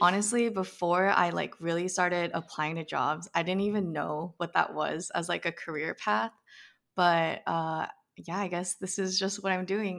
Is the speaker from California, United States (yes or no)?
yes; Bay Area, California, United States; growing up in the Bay Area